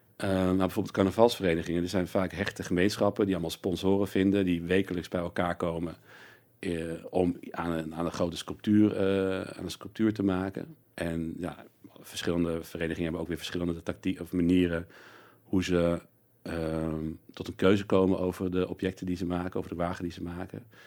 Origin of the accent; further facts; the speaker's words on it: North Brabant, Netherlands; ik kom uit Brabant eh, eh, ook. En dus ik zag al vanaf jongs af aan eh, carnaval.